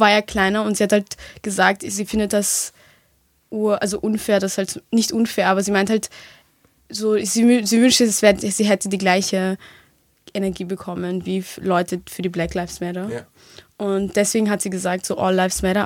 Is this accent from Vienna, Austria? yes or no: yes; Vienna, Austria; ich bin ja hier aufgewachsen, das ist ja meine Heimat